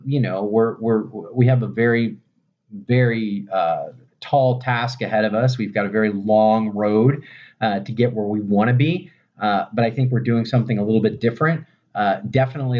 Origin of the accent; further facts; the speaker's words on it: Florida, United States; Born and raised in Florida.